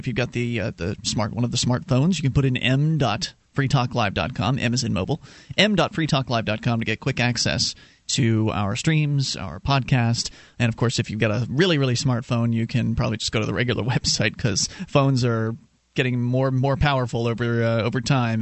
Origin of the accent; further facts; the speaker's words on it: Florida, United States; now in New Hampshire, United States; we're originally from Florida, and now we're in New Hampshire